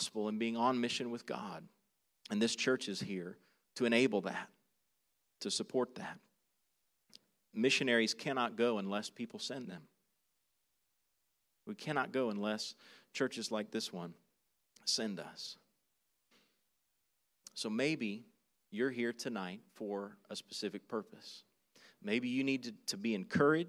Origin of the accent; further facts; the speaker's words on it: South Carolina, United States; moved away as an adult; now in Manila, Philippines; I grew up in South Carolina.